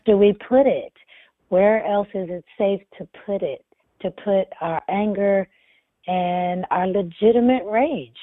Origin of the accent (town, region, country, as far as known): Lexington, Massachusetts, United States; born or raised there; also born or lived in Nashville, Tennessee